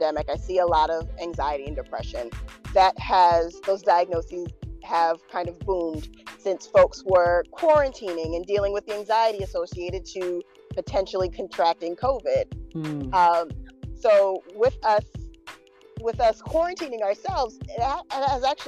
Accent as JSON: {"language": "English", "region": "Massachusetts", "country": "United States", "tie": "born or raised there", "also_born_or_lived": "New York / Pennsylvania / Connecticut / Michigan", "moved": "as an adult", "said": "I am originally from Massachusetts, born and raised"}